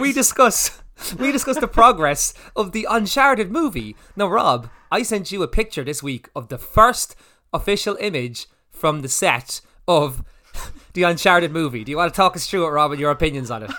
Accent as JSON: {"language": "English", "country": "Ireland", "said": "we're Irish"}